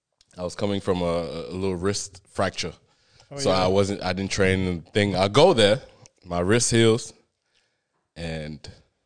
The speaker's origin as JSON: {"language": "English", "country": "Australia", "said": "I'm Australian, but I was imported to come help the team."}